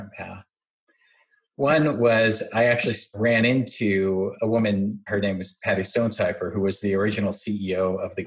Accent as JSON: {"language": "English", "town": "St. Louis", "region": "Missouri", "country": "United States", "tie": "born or raised there", "said": "I grew up in the Midwest, in St. Louis, mostly, and my parents were Chinese immigrants"}